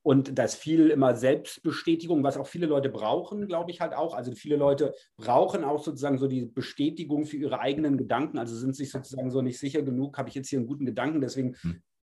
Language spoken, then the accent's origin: German; Germany; ich bin Deutscher